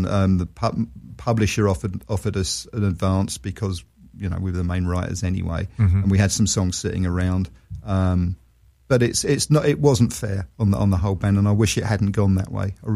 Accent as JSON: {"language": "English", "region": "London", "country": "United Kingdom", "also_born_or_lived": "Australia", "moved": "as an adult", "said": "I'm a Londoner, always will be"}